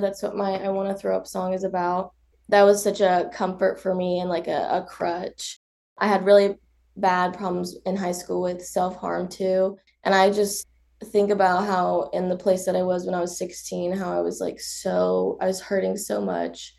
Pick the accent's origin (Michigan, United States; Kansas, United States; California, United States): Kansas, United States; Wichita; growing up in Wichita, Kansas.